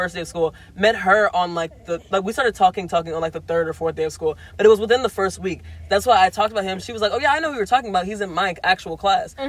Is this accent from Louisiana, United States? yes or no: yes; Louisiana, United States; moved away; I was from Louisiana